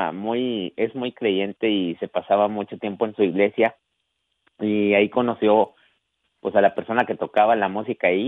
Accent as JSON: {"language": "Spanish", "town": "Saltillo", "region": "Coahuila", "country": "Mexico", "tie": "born or raised there", "said": "soy originario de Saltillo, Coahuila."}